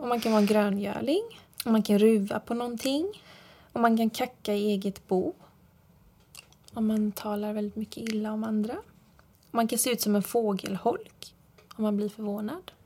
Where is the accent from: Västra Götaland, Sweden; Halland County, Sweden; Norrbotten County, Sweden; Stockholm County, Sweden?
Halland County, Sweden; Fjärås; also born or lived in Frillesås; jag är ju uppvuxen i Fjärås